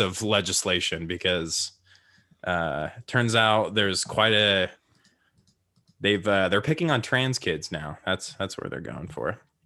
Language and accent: English; Utah, United States; pretty much grew up in Utah